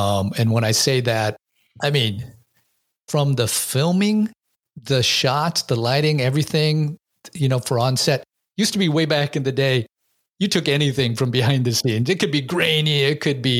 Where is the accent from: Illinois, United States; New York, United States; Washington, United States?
Washington, United States; Seattle; I grew up during that era in Seattle there